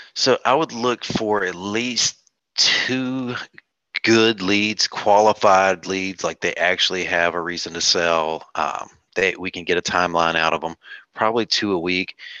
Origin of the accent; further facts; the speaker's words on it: North Carolina, United States; moved away as an adult; now in South Carolina, United States; I'm originally from North Carolina. I just moved to South Carolina about seven months ago